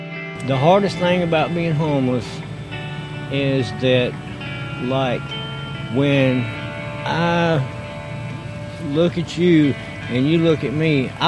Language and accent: English; Seneca, South Carolina, United States; also born or lived in Atlanta, Georgia; I'm from Seneca, South Carolina. Been here all my life. I've lived in projects in Atlanta. I've lived all over the United States, a truck driver